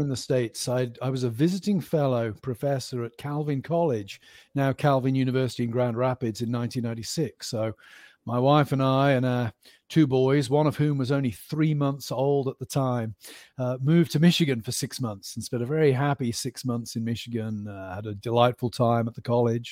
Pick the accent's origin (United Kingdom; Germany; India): United Kingdom; Stroud, South West England; moved away as an adult; also born or lived in Birmingham, England / Cambridge, England / Aberdeen, Scotland / Philadelphia, United States; now in Pennsylvania, United States; they moved to Gloucestershire, which is a very rural part of the country. So I grew up in the west of England